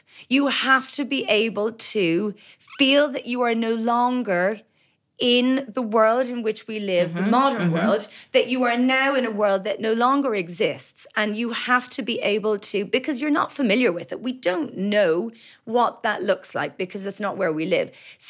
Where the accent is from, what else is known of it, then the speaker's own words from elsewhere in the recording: Belfast, Northern Ireland, United Kingdom; born there; moved away; also born or lived in Dublin, Ireland / Brussels, Belgium; I was born in Belfast. My dad was working for RTE there. He was the Northern correspondent.